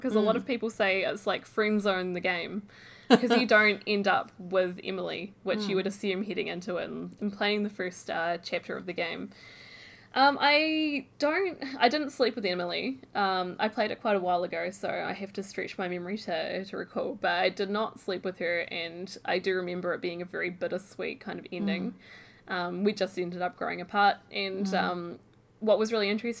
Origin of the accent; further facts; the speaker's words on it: New Zealand; moved away; I came from New Zealand